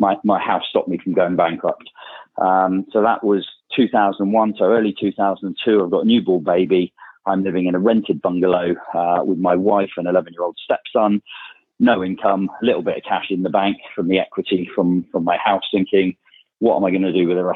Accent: Bournemouth, South West England, United Kingdom; also born or lived in South Africa; I'm from Bournemouth, down in Dorset, where I still live. Spend about half of my time there. Four kids, and that's where I grew up

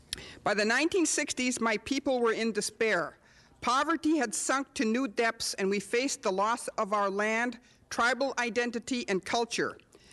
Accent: Menominee Indian Reservation, Wisconsin, United States; I was born on the Menominee Indian Reservation, a land of dense, beautiful forests, a winding wild river and streams and lakes that nourish the land, the animals, and the people.

